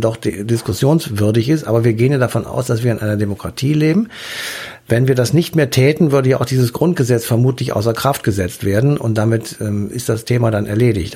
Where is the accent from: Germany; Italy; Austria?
Germany; Bei uns in Deutschland